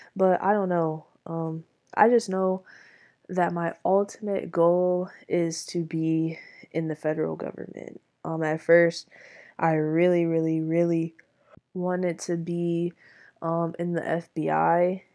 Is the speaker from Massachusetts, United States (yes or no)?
no; Michigan, United States; I am from Michigan